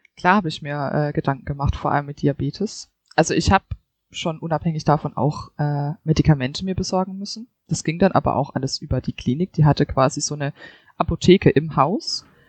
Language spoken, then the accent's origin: German; Germany; also born or lived in Seoul / Munich; bei uns in Deutschland